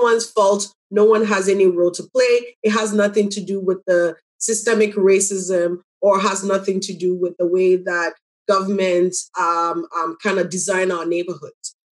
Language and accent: English; Pipiase, Ghana; also born or lived in Jane and Finch, Toronto, Canada; now in Toronto, Canada; I'm from Ghana, um, a very small village called Pipiase.